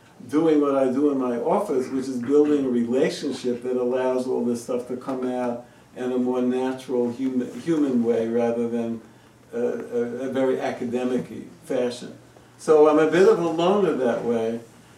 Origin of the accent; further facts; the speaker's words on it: United States; I'm an American